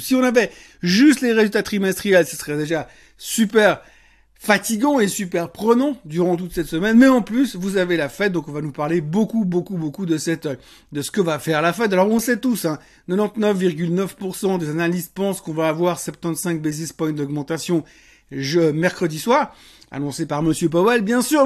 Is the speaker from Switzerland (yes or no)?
yes; Switzerland; plus près de chez nous en Suisse